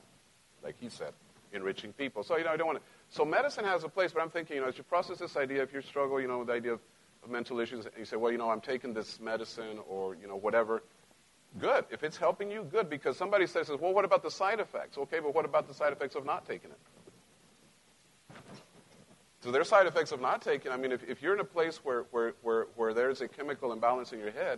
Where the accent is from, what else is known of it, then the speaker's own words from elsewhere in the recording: Mexico; now in United States; I grew up in Mexico